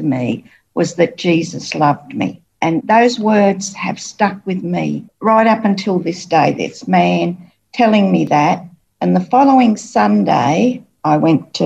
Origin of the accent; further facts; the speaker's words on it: Sydney, New South Wales, Australia; now in Cairns, Australia; I was born in Sydney. I spent most of my life in Sydney.